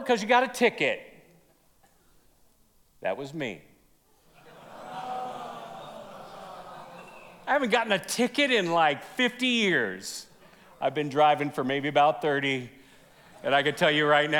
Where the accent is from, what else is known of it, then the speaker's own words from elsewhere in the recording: Vallejo, California, United States; I grew up in the San Francisco Bay Area. Don't hold that against me. Vallejo, small little town on the northeast side of the bay